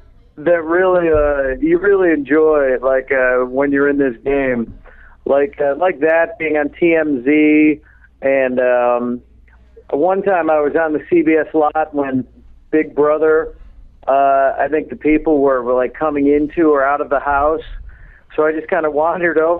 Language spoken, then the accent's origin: English; Chicago, Illinois, United States; I'm from Chicago